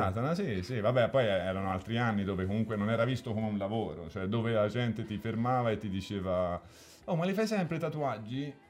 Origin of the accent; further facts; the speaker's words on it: Elba, Tuscany, Italy; il tornare all'Elba è sempre stata una cosa fondamentale. Cioè, quando, quando ero all'Elba dovevo scappare, quando ero fuori dovevo tornare.